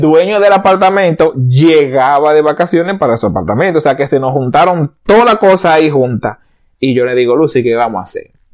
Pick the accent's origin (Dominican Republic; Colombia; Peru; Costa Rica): Dominican Republic; moved away as an adult; now in Canada; yo soy dominicano, de pura cepa, duré casi toda mi vida, muchísimo